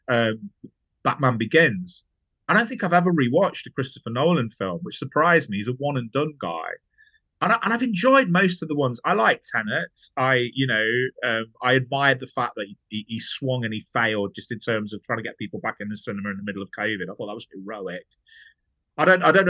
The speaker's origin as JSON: {"language": "English", "town": "Nottingham", "region": "East Midlands", "country": "United Kingdom", "said": "I'm from Nottingham"}